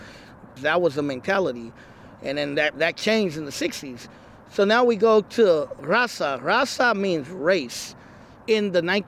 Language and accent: English; Oakland, California, United States; moved away as an adult; also born or lived in Vallejo / Sacramento; now in Richmond, United States; I'm originally from Oakland, born and raised in Oakland. I grew up in the Fruitvale area around East 7th Street, which is down there by Jingletown. I lived around Oakland as well. I lived on 82nd Avenue before.